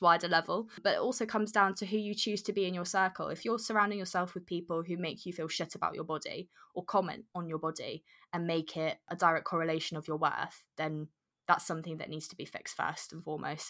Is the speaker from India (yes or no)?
no; Jersey; moved away as an adult; I was born and brought up in Jersey from very young